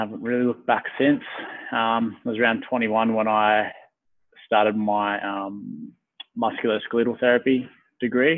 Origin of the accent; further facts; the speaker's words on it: Gunnedah, New South Wales, Australia; moved away as an adult; also born or lived in Perth; now in Brisbane, Australia; I went back to my hometown, which is in Gunnedah. So new country, New South Wales.